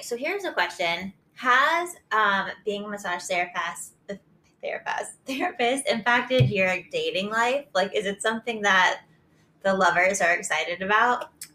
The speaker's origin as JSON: {"language": "English", "region": "Florida", "country": "United States", "moved": "yes", "said": "I'm from Florida, so not quite as exciting, but very hot."}